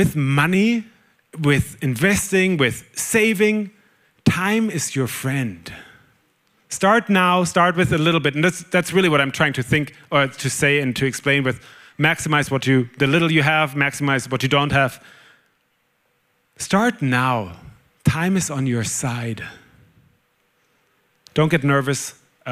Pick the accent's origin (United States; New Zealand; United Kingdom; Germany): Germany; accent: German; English is a second language; moved away; I'm German, whoever hasn't figured that out yet on my accent. I'm German